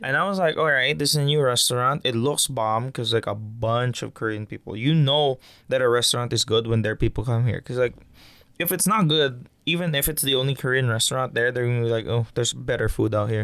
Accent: Philippines; moved away; I'm Filipino and I grew up with it

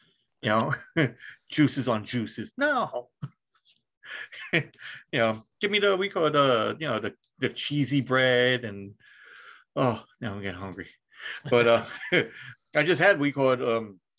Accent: United States; I'm American

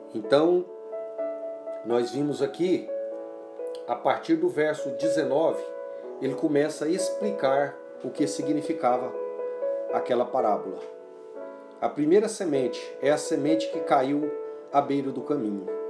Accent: Brazil; como cidadão, como filhos, como pais, como irmãos, como brasileiros

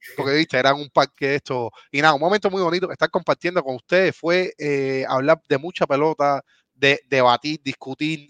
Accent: Cuba; moved away; somos cubanos

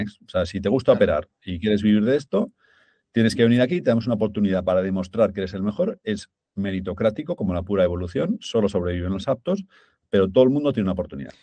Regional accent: Zaragoza, Aragon, Spain; moved away; also born or lived in London; somos de Zaragoza, mi familia pues, es de un pueblo de Zaragoza

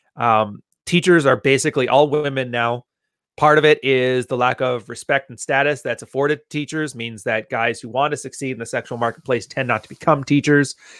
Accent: Canada; I'm Canadian

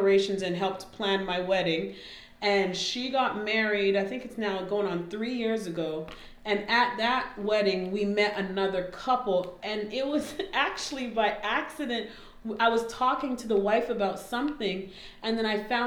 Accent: Canada; moved away as an adult; also born or lived in Alabama, United States; now in United States; I'm Canadian, moved here, came to undergrad in Oakwood

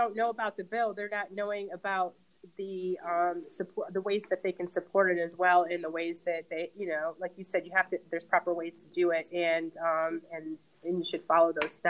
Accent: Michigan, United States; moved away; I'm from Michigan and come from the unions up in Michigan. Ingrid does too. We're both from Michigan.

